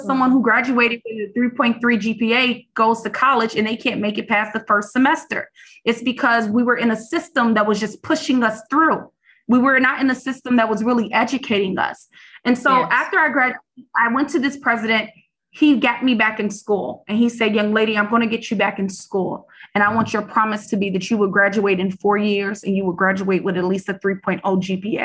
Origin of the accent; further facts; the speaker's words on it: Chicago, Illinois, United States; I grew up in the South Side, on the South Side of Chicago.